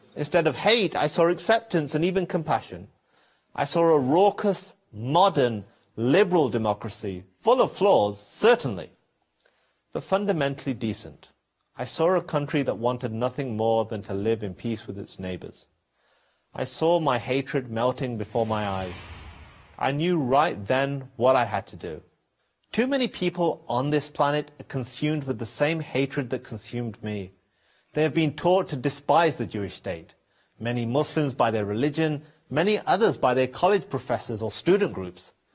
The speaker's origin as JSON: {"language": "English", "region": "England", "country": "United Kingdom", "tie": "born or raised there", "said": "I was not born in Iran or Syria. I was born in England. My parents moved there from Pakistan"}